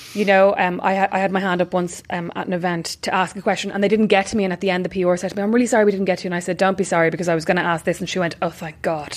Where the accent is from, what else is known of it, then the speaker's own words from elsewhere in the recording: Ireland; we're Irish